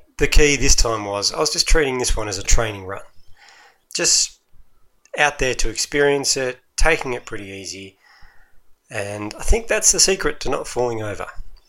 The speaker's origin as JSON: {"language": "English", "town": "Melbourne", "region": "Victoria", "country": "Australia", "said": "So I'm from Melbourne."}